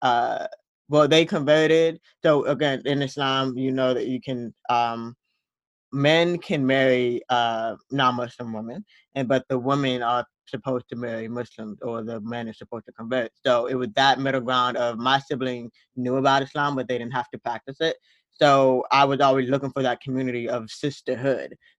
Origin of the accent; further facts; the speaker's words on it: American South, United States; we're Black American Southerners